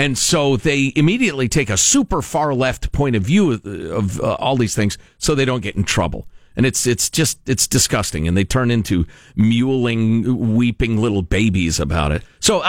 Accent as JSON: {"language": "English", "country": "United States"}